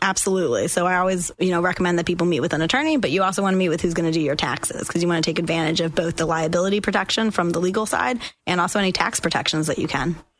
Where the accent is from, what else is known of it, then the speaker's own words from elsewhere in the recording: Boston, Massachusetts, United States; moved away as an adult; also born or lived in Washington, District of Columbia, United States; now in Florida, United States; I grew up in Boston, Massachusetts, and I went to law school at GW in DC.